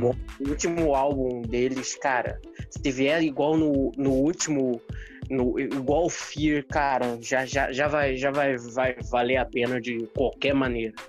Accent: Rio de Janeiro, Brazil; Eu sou carioca

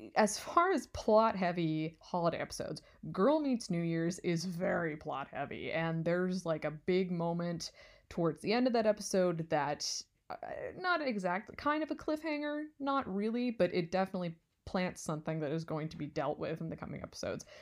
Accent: West Coast, United States; now in California, United States; I'm not from California, but I've lived here for five years

